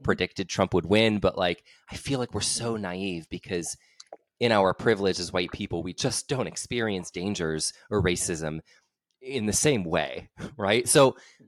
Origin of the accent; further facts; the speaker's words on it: Aurora, Illinois, United States; moved away; I'm from right outside. I'm from Aurora